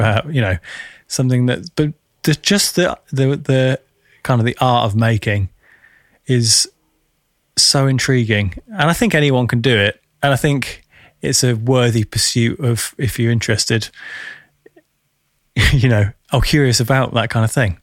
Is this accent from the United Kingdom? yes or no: yes; United Kingdom; I'm speaking as a British Western, Westerner